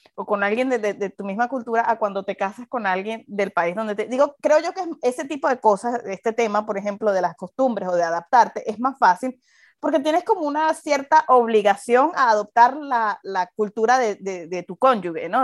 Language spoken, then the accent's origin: Spanish; Venezuela; now in United States; nosotros, en Venezuela